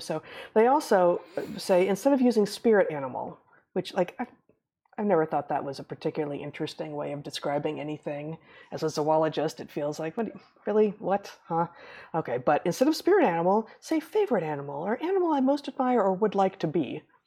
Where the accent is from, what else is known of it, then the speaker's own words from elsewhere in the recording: United States; I'm not gonna stop referring to myself as an American when I'm in America, when I'm in the United States of America